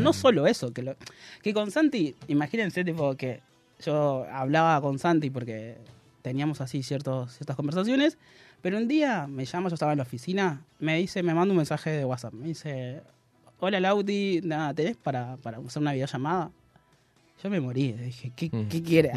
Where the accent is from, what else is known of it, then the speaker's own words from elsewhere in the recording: Córdoba, Argentina; Soy cordobés